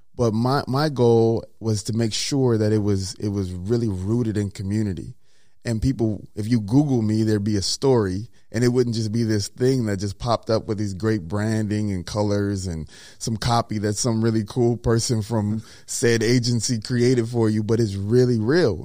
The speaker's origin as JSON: {"language": "English", "region": "Mississippi", "country": "United States", "tie": "born or raised there", "also_born_or_lived": "Minnesota", "moved": "yes", "said": "I'm a kid from Mississippi"}